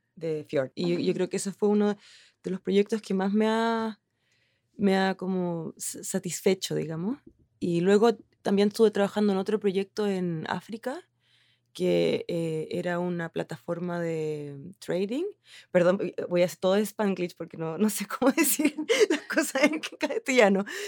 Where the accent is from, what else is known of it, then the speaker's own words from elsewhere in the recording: Chile; accent: Chilean; moved away as an adult; also born or lived in Helsinki, Finland; now in Finland; yo soy chilena, yo creo que se nota por mi acento